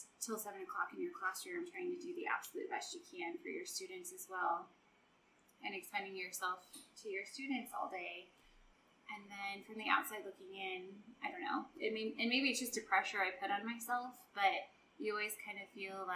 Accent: Neely, United States; Neely's my hometown.

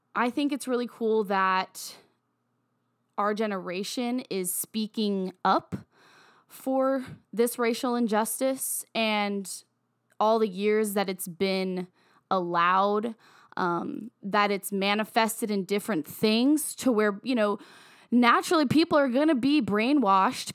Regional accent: Virginia, United States; moved away; I have a lot of, of close black friends that I grew up with in my hometown in Virginia

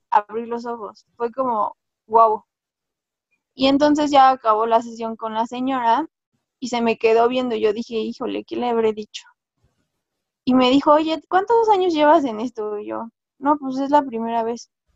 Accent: Mexico

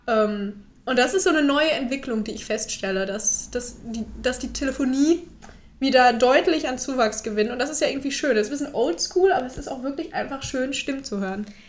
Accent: Bad Salzuflen, North Rhine-Westphalia, Germany; moved away as an adult; also born or lived in Erfurt; ich komme ganz ursprünglich aus Lippe, aus dem Lipperland

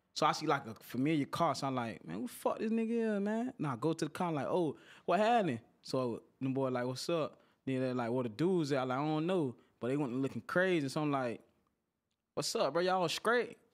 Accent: Pompano Beach, Florida, United States; I'm from Broward County, but I'm from Pompano Beach

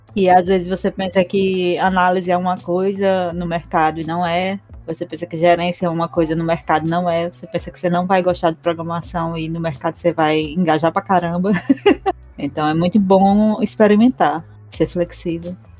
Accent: Currais Novos, Rio Grande do Norte, Brazil; Eu sou aqui de Currais Novos, no Rio Grande do Norte mesmo

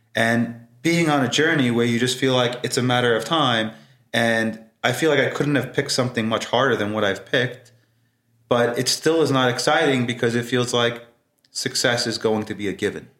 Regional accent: New York City, New York, United States; growing up in Brooklyn

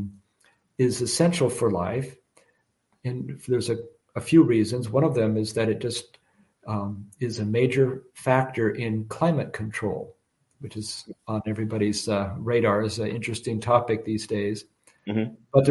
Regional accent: Washington, United States; moved away; I'm from Washington State originally

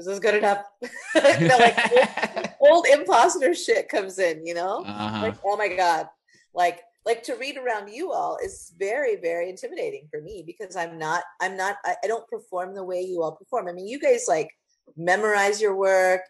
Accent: Texas, United States; also born or lived in Brownsville, Texas; I was born in Brownsville in South Texas, but came here when I was five

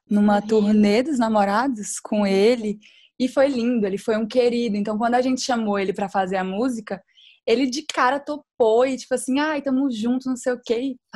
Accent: Araguaína, Tocantins, Brazil; nós somos de Araguaína, no Tocantins.

